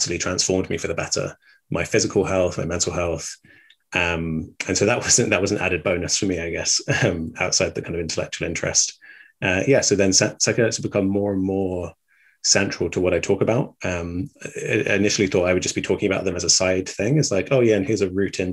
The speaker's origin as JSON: {"language": "English", "region": "England", "country": "United Kingdom", "tie": "born or raised there", "said": "growing up in England"}